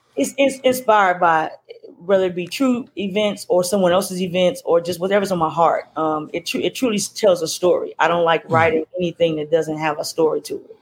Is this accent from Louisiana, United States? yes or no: yes; Louisiana, United States; now in Maryland, United States; I'm originally from Louisiana, as you said, and um, I now live in Maryland